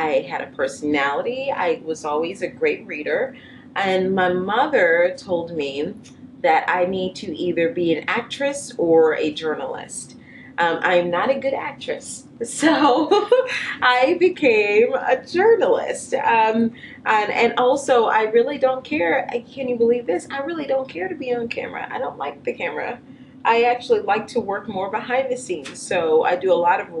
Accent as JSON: {"language": "English", "town": "New Orleans", "region": "Louisiana", "country": "United States", "moved": "yes", "lives_now": "Cincinnati, United States", "said": "I'm from New Orleans and I lived in the city where there aren't any animals just walking around."}